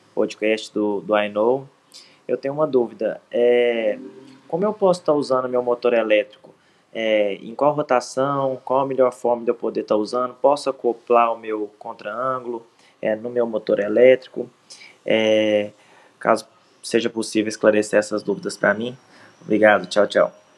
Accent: Pitangui, Minas Gerais, Brazil; sou de Pitangui, Minas Gerais

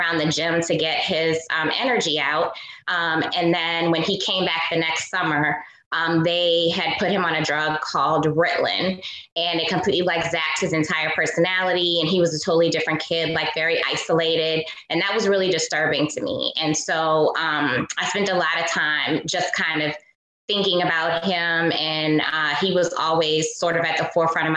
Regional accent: New Orleans, Louisiana, United States; a Black girl growing up in New Orleans

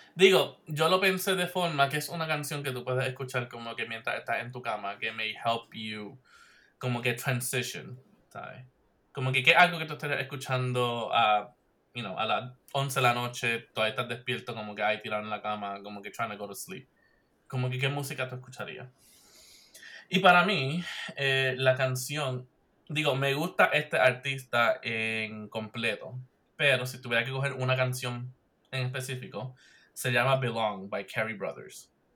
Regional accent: Puerto Rico; moved away; yo soy del área de Mayagüez

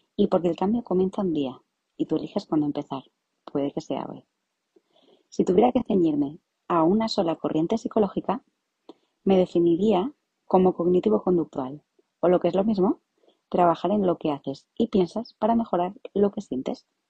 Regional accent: Madrid, Community of Madrid, Spain; soy psicóloga. Me especialicé en psicología clínica y también soy de Madrid

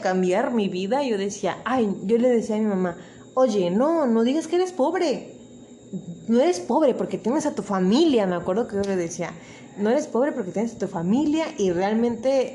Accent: Acapulco, Guerrero, Mexico; yo soy originaria de Acapulco

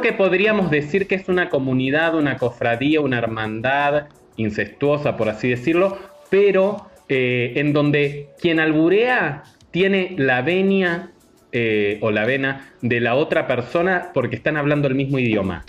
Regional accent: Argentina; now in Mexico; como argentino

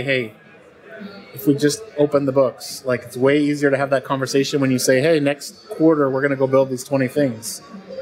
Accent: Calgary, Alberta, Canada; moved away as an adult; also born or lived in Waterloo, Canada; now in United States; I'm a Canadian transplant to the U.S., grew up in the west side of Canada in Calgary

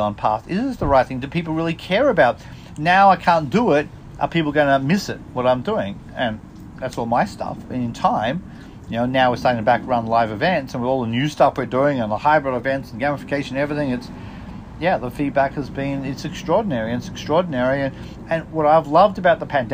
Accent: Australia; also born or lived in Mexico; now in United States; I'm Australian, living in the US.

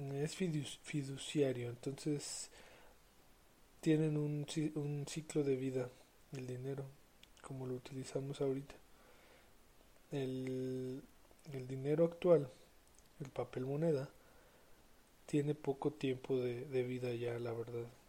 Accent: San Luis Potosí, Mexico; yo que soy de San Luis

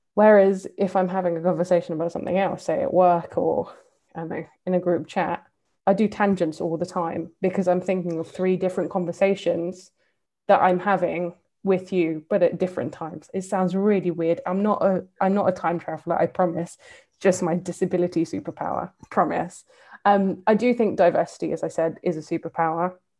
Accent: London, United Kingdom; accent: English; moved away as an adult; also born or lived in Seoul / West Bank / Balkans / Caucasus; me having grown up in London um, and that, you know, I grew up on in Northwest London

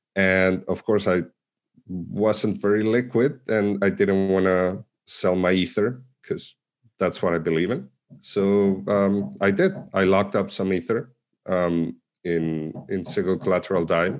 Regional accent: Argentina; moved away; also born or lived in Mexico City, Mexico; I was born in Argentina, but I uh, used to live in Mexico City, and I came back to Argentina around 2011

